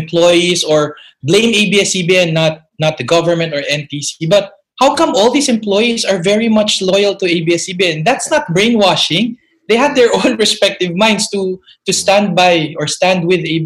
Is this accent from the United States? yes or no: no; Philippines; moved away as an adult; I came from the Philippines